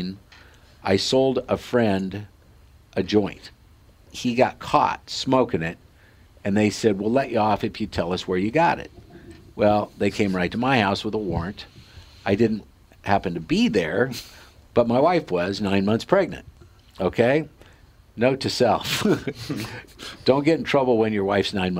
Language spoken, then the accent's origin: English; Sidney, Nebraska, United States; in this little hometown of 6,000 people, Sydney, Nebraska, where the Cabela's family grew up, and that's, if you've heard of the Cabela's, that's where they're from, and that's my hometown.